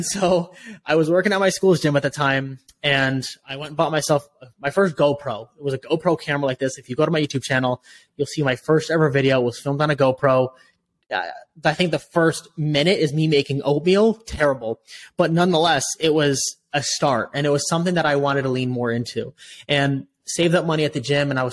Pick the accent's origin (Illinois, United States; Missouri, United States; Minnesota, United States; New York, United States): Illinois, United States; Chicago; also born or lived in Austin, Texas; I moved back home to Chicago